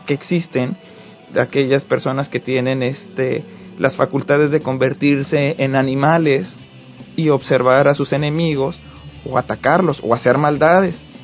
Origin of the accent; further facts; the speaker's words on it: Morelos, Mexico; now in United States; yo soy de Morelos, del estado de Morelos